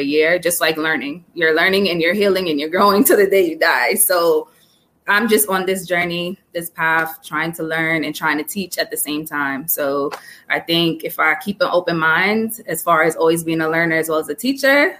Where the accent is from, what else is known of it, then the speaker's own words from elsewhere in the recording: Jamaica; growing up Jamaican